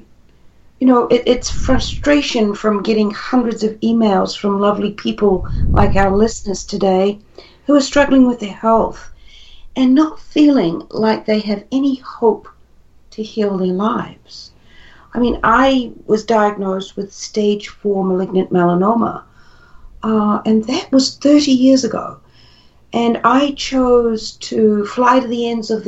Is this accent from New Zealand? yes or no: yes; New Zealand; moved away as an adult; also born or lived in Perth, Australia; I was living in Australia at the time. I'm originally from New Zealand, but we were living in Perth